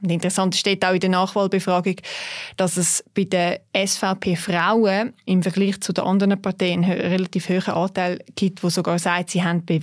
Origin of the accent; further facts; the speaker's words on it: Zurich, Switzerland; Das sage ich natürlich auch als Zürcherin jetzt da noch einmal mehr.